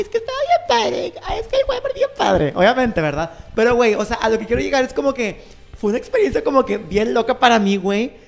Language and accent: Spanish; Mexico; soy de México